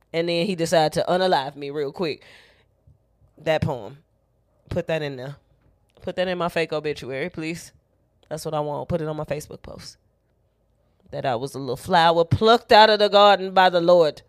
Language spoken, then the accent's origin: English; Chicago, Illinois, United States